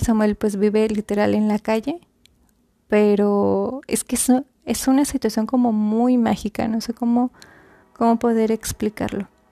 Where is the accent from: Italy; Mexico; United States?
Mexico; Monterrey, Nuevo León; la ciudad en donde yo nací